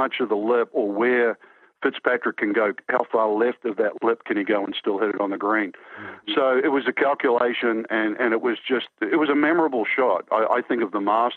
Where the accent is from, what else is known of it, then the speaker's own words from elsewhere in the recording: New Zealand; I grew up in New Zealand